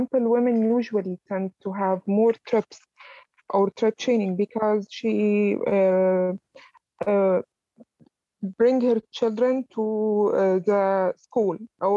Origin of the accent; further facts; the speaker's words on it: Alexandria, Alexandria Governorate, Egypt; moved away as an adult; also born or lived in Cairo; I was basically from Alexandria, which is the second city in Egypt, and my study and my first years of career was in Cairo